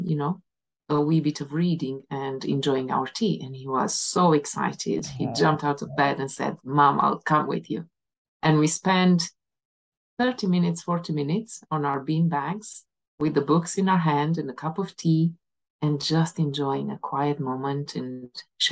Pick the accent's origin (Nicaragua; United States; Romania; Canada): Romania; moved away as an adult; also born or lived in England / Aberdeen / Inverness; now in Scotland; back home, in my home country, in Romania